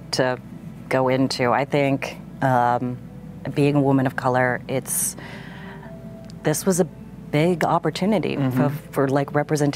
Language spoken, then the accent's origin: English; Ohio, United States; I grew up in Ohio